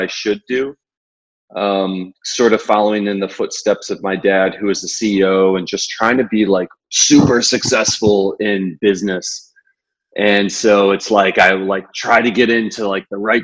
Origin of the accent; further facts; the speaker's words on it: Ohio, United States; moved away as an adult; also born or lived in Chicago, United States; now in Brooklyn, New York, United States; While I've been in New York for 17 years, I grew up in Ohio